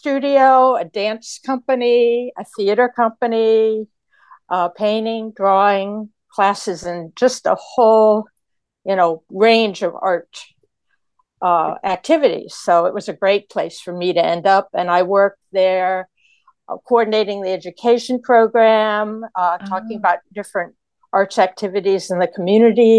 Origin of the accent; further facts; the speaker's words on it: St. Louis, Missouri, United States; moved away; I grew up in St. Louis, Missouri, and went to public high school there